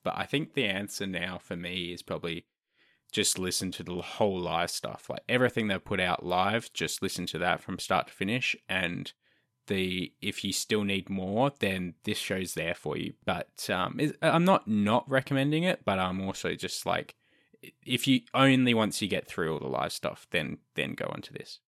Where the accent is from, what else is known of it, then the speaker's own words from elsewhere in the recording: Australia; I'm Australian